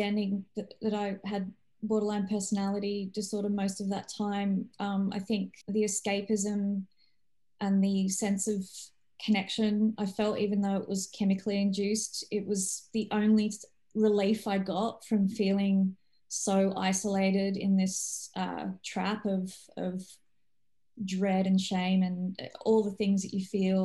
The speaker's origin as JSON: {"language": "English", "country": "Australia", "tie": "born or raised there", "also_born_or_lived": "Poland", "said": "I'm not originally Australian, but I've grown up here"}